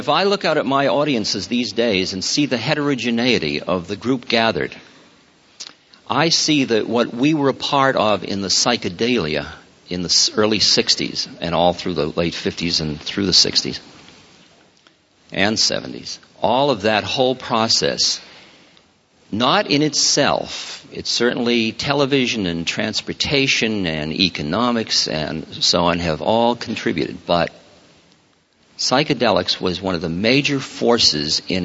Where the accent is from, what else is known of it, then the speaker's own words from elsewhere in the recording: Newton, Massachusetts, United States; I grew up in Newton. And I was, yes, Weeks Junior High School and Newton High.